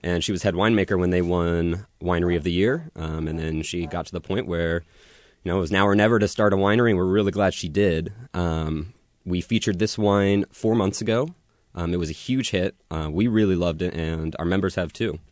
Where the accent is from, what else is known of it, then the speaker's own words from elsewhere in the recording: Woodinville, Washington, United States; I'm from Woodinville, born and raised.